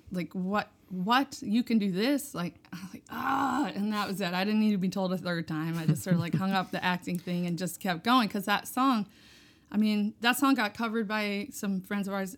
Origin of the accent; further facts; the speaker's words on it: Hudson Valley, New York, United States; I grew up in the Hudson Valley of New York.